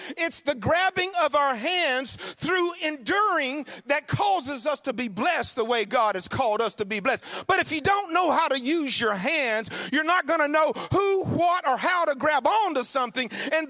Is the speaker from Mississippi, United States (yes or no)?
yes; Mississippi, United States; You guys are in the country. I was raised in Mississippi. We had all kind of mud.